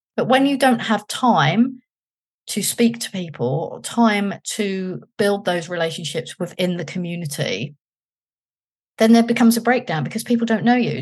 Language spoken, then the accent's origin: English; London, United Kingdom; moved away as an adult; I was from London